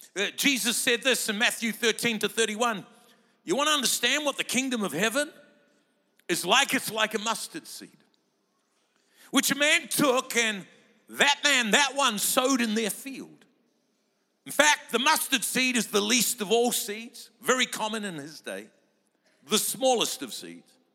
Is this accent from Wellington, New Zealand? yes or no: yes; Lower Hutt, Wellington, New Zealand; I was born in Lower Hutt, doesn't even make it to Upper Hutt